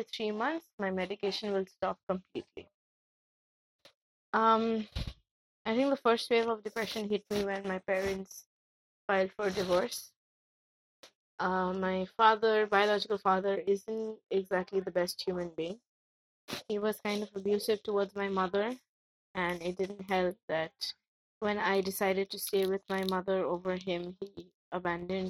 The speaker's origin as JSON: {"language": "English", "town": "Kolkata", "region": "West Bengal", "country": "India", "said": "I'm an Indian from Calcutta."}